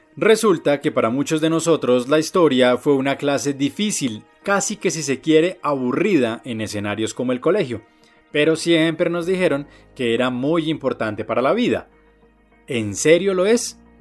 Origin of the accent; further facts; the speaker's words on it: Tabio, Cundinamarca, Colombia; el de Tabio